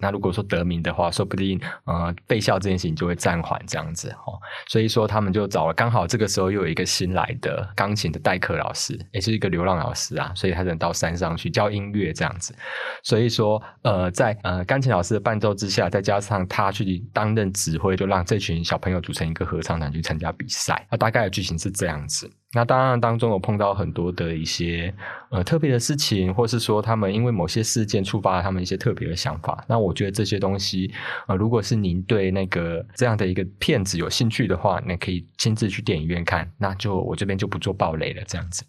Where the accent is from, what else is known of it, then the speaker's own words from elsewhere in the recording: Taoyuan, Taiwan; 像我们这种桃园啊，或是可能比较中南部的地区，还是有田野